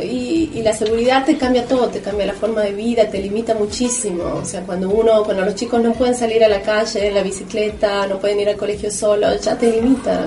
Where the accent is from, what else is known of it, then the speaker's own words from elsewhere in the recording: San Miguel de Tucumán, Tucumán, Argentina; creciendo en Tucumán y en Argentina